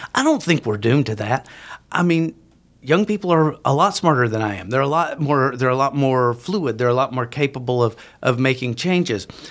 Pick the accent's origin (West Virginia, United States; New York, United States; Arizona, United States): West Virginia, United States; moved away as an adult; I, I grew up in in West Virginia.